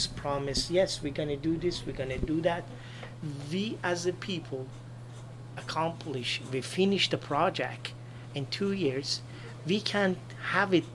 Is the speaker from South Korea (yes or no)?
no; Iran; moved away as an adult; now in Canada; I came from Iran